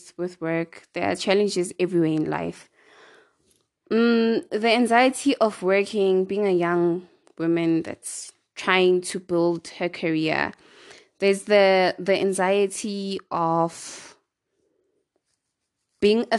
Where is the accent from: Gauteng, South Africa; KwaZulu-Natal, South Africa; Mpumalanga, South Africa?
Gauteng, South Africa; East Rand; I'm from the East Rand